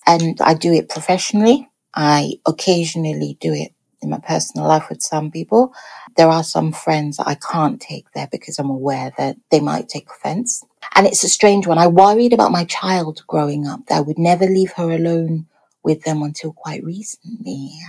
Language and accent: English; Nigeria; we might not be so insulting because we are Nigerian and insults are a way of us showing love to each other.